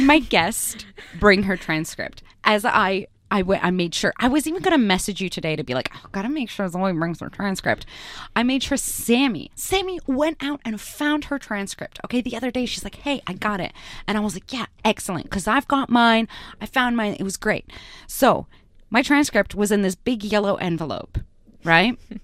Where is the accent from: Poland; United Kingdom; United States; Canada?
Canada; English is a second language; moved away as an adult; now in Australia; I had just immigrated into Canada, I was learning English and French at the same time